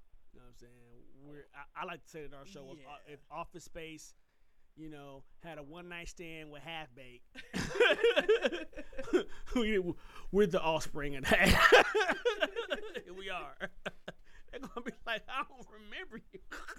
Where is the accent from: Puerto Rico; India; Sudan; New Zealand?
Puerto Rico; dude, I'm from Puerto Rico, not right, Mexico. Hey, right. Like, damn it, I'm a citizen.